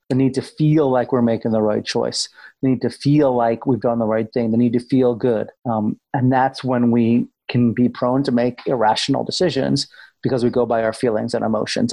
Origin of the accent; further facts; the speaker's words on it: Amherst, Massachusetts, United States; I grew up in New England, Massachusetts, uh, in a town called Amherst, Mass